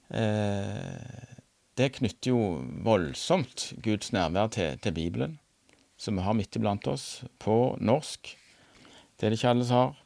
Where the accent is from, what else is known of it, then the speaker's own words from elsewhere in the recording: Randaberg, Rogaland, Norway; moved away as an adult; now in Nærbø, Norway; Jeg er fra Randaberg, men eh, og pendla som lærer til Tryggheim noen år.